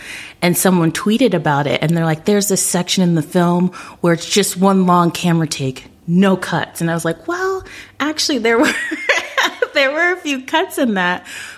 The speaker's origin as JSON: {"language": "English", "town": "Orlando", "region": "Florida", "country": "United States", "said": "I was hoping I'd get to go to the Orlando Sentinel because I'm from Orlando."}